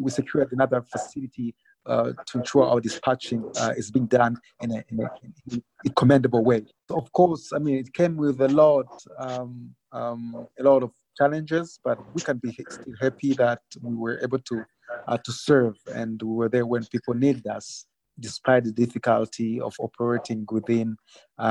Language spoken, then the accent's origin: English; Rwanda; I'm from Rwanda.